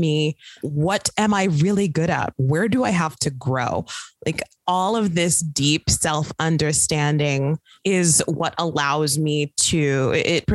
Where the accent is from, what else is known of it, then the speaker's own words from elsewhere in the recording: Midwest, United States; now in Brooklyn, United States; I'm from the Midwest